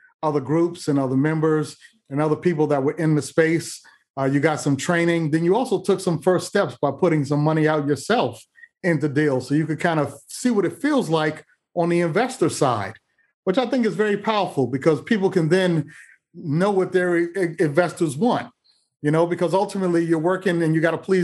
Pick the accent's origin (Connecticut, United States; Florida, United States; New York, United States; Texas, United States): New York, United States; New York City; I grew up in Manhattan